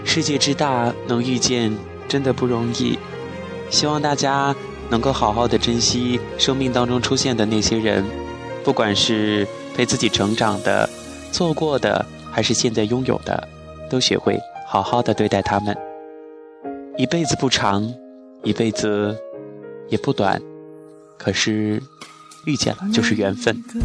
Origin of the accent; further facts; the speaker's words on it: Chongqing, China; moved away as an adult; now in Wuhan, China; 我是南方人，是重庆人